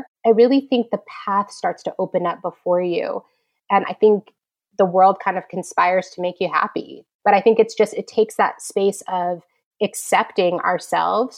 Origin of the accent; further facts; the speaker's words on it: California, United States; moved away as an adult; now in New York, United States; I'm actually a California girl